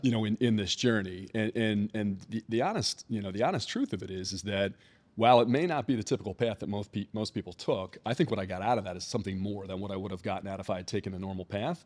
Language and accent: English; Philadelphia, Pennsylvania, United States; also born or lived in Atlanta; now in Maryland, United States; So I'm from Philadelphia originally. I grew up in the Philadelphia suburbs, and this feels a lot like home to me